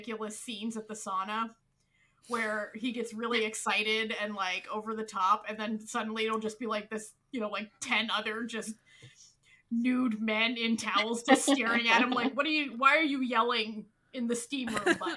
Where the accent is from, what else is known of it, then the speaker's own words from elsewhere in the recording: the Maritimes, Canada; I'm from the Maritimes, which is like a very rural, poor they're on the East Coast Ocean part of Canada, which has a very distinct dialect